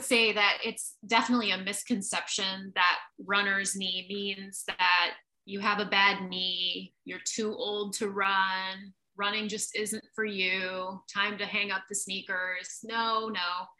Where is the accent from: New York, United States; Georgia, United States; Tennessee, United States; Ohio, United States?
New York, United States; Jamestown; now in San Antonio, Texas, United States; I grew up in Jamestown.